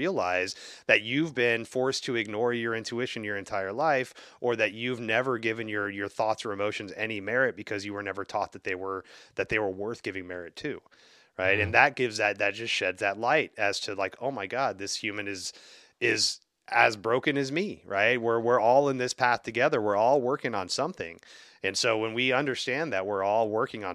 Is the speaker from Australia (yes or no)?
no; the South, United States; I grew up in the South